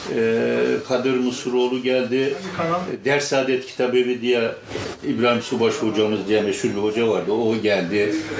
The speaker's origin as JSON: {"language": "Turkish", "town": "Kılıçkaya", "region": "Artvin", "country": "Turkey", "tie": "born or raised there", "moved": "yes", "lives_now": "Istanbul, Turkey", "said": "memleketimiz Artvin. Artvin, Yusufeli. Yusufeli'nin Kılıçkaya diye bir kazası var. Eski ismi Ersiz, sonra Kılıçkaya yapmışlar. Kılıçkaya'da doğduk, orada büyüdük."}